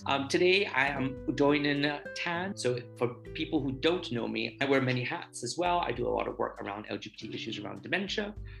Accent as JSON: {"language": "English", "country": "Barbados", "also_born_or_lived": "United Kingdom", "moved": "yes", "lives_now": "Spain", "said": "I am from Barbados and we both lived in the UK. And I'm currently in Spain."}